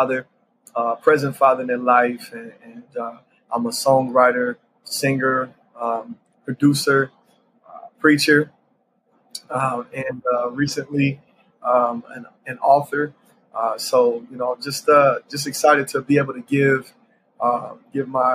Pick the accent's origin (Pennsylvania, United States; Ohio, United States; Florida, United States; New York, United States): Ohio, United States; Columbus; now in Charlotte, United States; Born and raised in Columbus, Ohio. Currently, I reside in Charlotte, North Carolina, but I was born and raised in Columbus, Ohio